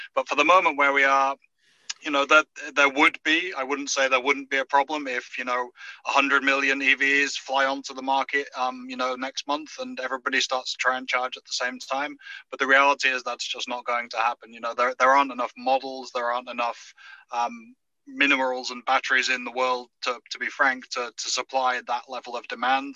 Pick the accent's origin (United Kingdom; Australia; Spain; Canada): United Kingdom; now in United States; I'm I'm British by birth